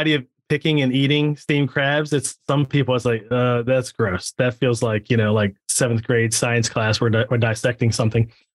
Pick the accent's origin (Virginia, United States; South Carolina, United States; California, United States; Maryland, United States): Maryland, United States; I grew up here ever since I was 2 years old. One thing people love about this area is you can go, a few hours to the beach, not even a few hours to the mountains. DC, Baltimore, Philly, like New York, 3 hours away.